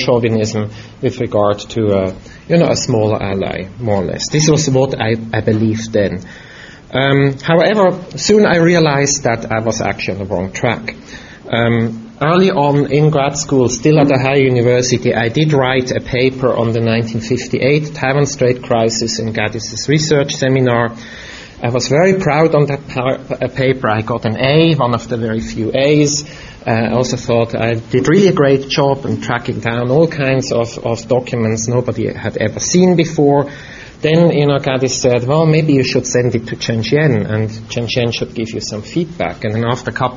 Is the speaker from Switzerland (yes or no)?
yes; Switzerland; moved away; I grew up in Europe, in Switzerland, and my mother was German.